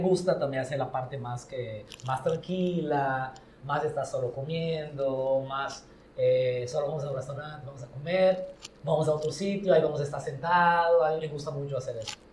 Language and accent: Spanish; Brazil; Spanish is a second language; moved away as an adult; also born or lived in Yucatán, Mexico; now in Mexico; mi pueblo, que es donde yo crecí. No nací ahí, porque nací en una ciudad cerca, pero toda mi vida y mi familia y mis papás son de allá